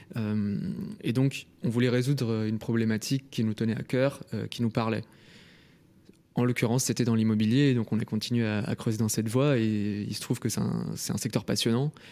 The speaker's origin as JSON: {"language": "French", "town": "Lyon", "region": "Auvergne-Rhône-Alpes", "country": "France", "also_born_or_lived": "Paris", "moved": "as an adult", "said": "je viens de Lyon"}